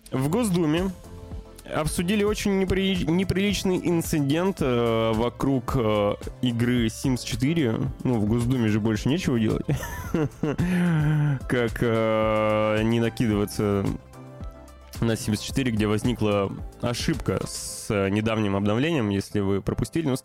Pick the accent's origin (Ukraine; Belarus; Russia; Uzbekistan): Russia; Novosibirsk, Novosibirsk Oblast; появились свежие обновления замечательного проекта «Смута», который разрабатывается в моем родном городе Новосибирске.